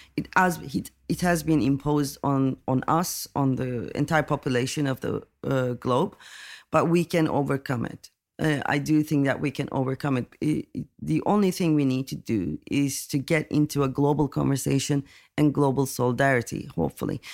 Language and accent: English; Turkey; I'm coming from Turkey